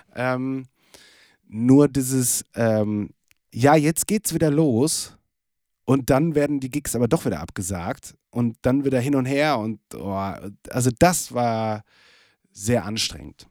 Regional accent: Lippstadt, North Rhine-Westphalia, Germany; moved away; in Lippstadt, in meiner Heimat

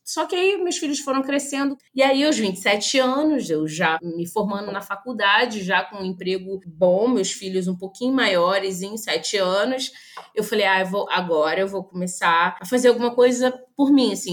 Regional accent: Niterói, Rio de Janeiro, Brazil; Eu sou nascida em Niterói, sou uma menina criada num terreiro de candomblé

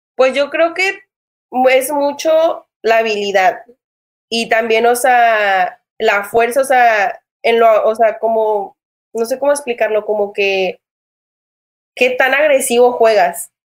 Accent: Matamoros, Tamaulipas, Mexico; now in United States; aquí en Matamoros, de donde yo soy

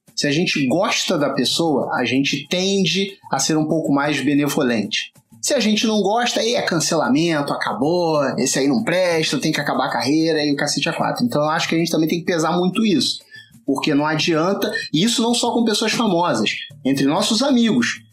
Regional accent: Rio de Janeiro, Brazil; accent: carioca; é o sotaque carioca

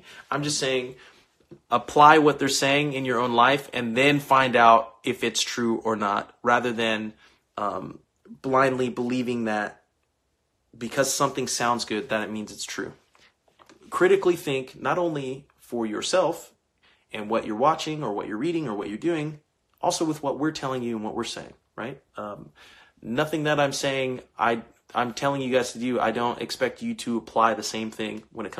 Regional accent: Bakersfield, California, United States; I'm from born and raised in Bakersfield, California, but I am Nigerian, German, and Native American.

